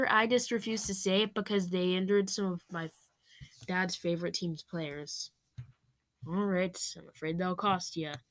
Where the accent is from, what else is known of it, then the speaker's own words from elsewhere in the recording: Manhattan, New York, United States; born there; I was born in New York, New York, specifically in Manhattan, and I am pleased with my life.